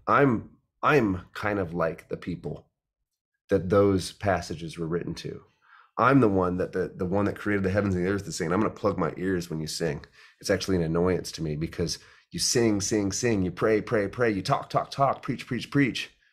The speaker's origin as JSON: {"language": "English", "town": "Omaha", "region": "Nebraska", "country": "United States", "tie": "born or raised there", "said": "I grew up in Omaha, Nebraska"}